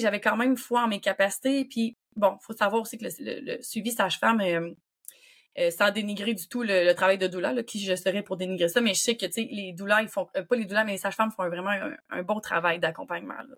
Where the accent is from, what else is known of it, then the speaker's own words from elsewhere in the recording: Quebec City, Quebec, Canada; je viens de Québec